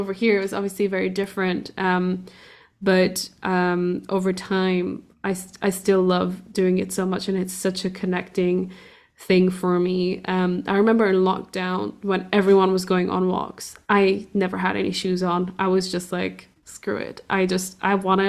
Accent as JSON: {"language": "English", "country": "Portugal", "tie": "born or raised there", "said": "I grew up in Portugal"}